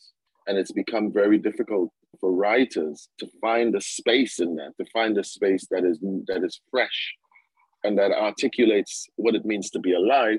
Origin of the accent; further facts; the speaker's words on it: Trinidad & Tobago; The sense of Caribbeanness and being a Trinidadian was kind of there